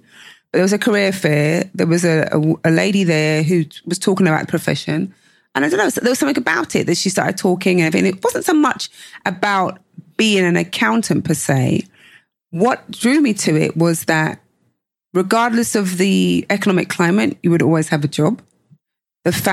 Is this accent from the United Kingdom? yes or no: yes; London, United Kingdom; growing up in London